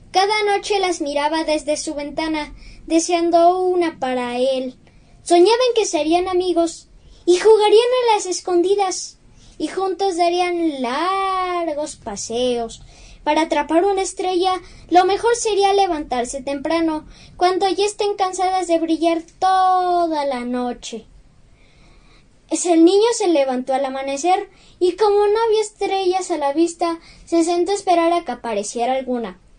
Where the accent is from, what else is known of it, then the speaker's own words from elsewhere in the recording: Mexico; Soy un niño mexicano de nueve años.